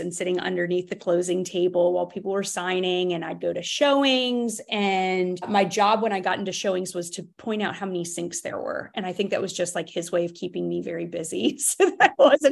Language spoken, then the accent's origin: English; Baltimore, Maryland, United States; moved away as an adult; now in Raleigh, United States; I was new to Raleigh, and I was born and raised in Baltimore, Maryland.